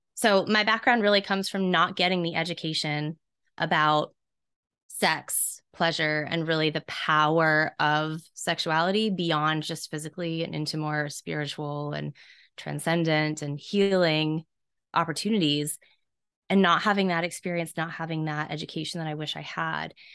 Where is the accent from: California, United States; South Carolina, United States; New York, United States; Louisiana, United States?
South Carolina, United States; I was raised in an area of the country that is notoriously pretty repressed. I'm from South Carolina